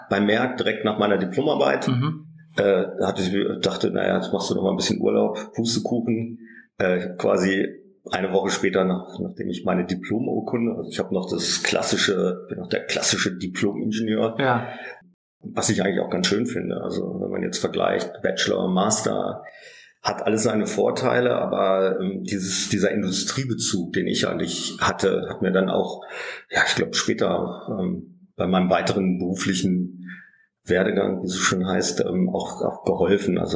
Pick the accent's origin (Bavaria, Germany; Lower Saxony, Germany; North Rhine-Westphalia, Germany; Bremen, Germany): Lower Saxony, Germany; Holzminden; born there; ich bin 69, 1969 geboren in Holzminden. Das ist in der Nähe von Hannover, also tiefstes, äh, ja, mittendrin Niedersachsen.